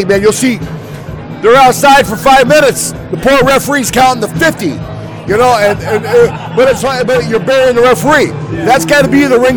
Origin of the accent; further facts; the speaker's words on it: Philadelphia, Pennsylvania, United States; I spent a lot of time growing up in Philadelphia